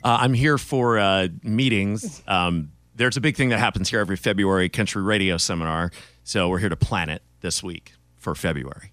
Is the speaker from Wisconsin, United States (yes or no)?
no; Hawaii, United States; now in Bakersfield, United States; born and raised in Hawaii